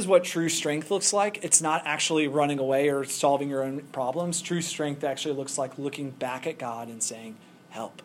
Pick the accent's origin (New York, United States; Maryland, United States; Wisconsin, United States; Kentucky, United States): Kentucky, United States; I'm from Kentucky